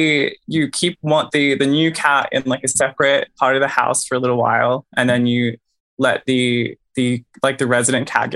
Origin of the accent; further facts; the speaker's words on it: Australia; I'm Australian.